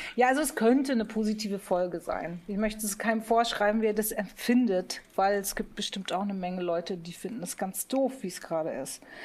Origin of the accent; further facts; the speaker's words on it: Munich, Bavaria, Germany; Ich bin ja in München äh, geboren worden ne? und aufgewachsen